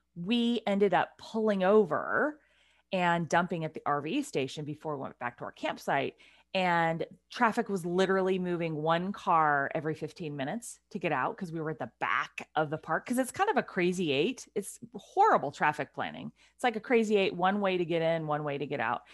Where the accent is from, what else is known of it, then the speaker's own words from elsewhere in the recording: Pacific Northwest, United States; we are two women from the Pacific Northwest